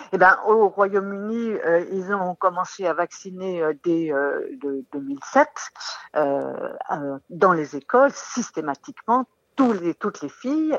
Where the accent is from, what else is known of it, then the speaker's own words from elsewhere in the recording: France; chez nous, en France